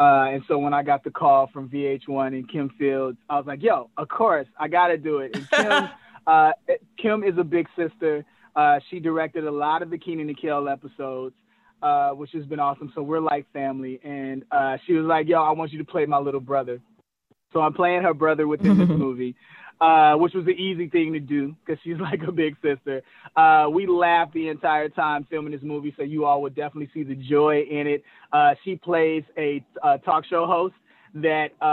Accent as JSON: {"language": "English", "town": "Chicago", "region": "Illinois", "country": "United States", "moved": "yes", "lives_now": "California, United States", "said": "we're from Chicago"}